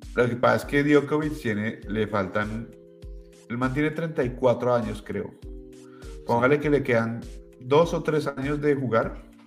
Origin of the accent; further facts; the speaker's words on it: Colombia; moved away; cuando era pequeño en Colombia